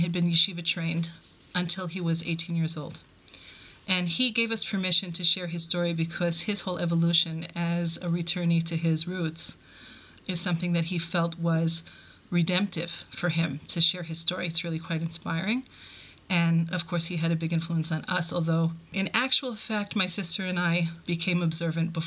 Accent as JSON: {"language": "English", "region": "New York", "country": "United States", "tie": "born or raised there", "also_born_or_lived": "Buffalo, New York / Cleveland, Ohio", "moved": "as an adult", "lives_now": "Israel", "said": "I was born in New York, raised in both Brooklyn and Queens"}